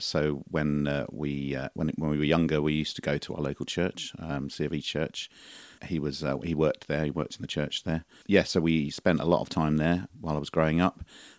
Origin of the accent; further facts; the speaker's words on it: St Mary Cray, London, United Kingdom; also born or lived in Abbeywood; I was born in Abbeywood, but about the age of one, I moved to St. Mary Cray, which is very near Orpington. And I spent the first sort of 18 years of my life there.